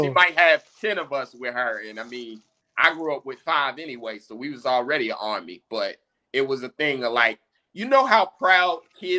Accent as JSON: {"language": "English", "town": "Indianapolis", "region": "Indiana", "country": "United States", "said": "I'm from Indianapolis."}